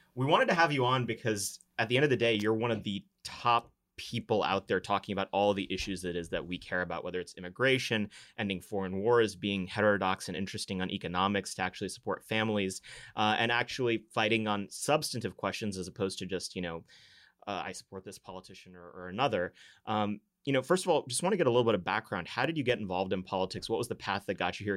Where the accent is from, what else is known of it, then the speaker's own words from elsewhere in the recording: Texas, United States; as a Texan